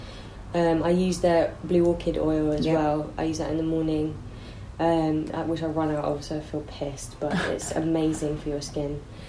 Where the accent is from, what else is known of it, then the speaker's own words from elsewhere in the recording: London, United Kingdom; I think that comes from growing up in South London, because girls know how to look after their hair here.